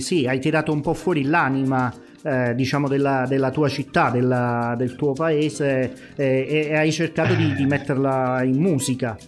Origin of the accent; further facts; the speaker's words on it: Campania, Italy; da buon campano eh, ed essendo legato poi a certe vecchie tradizioni